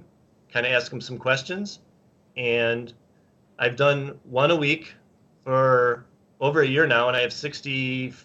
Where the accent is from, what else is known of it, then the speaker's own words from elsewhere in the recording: Chicago, Illinois, United States; well, I'm from Chicago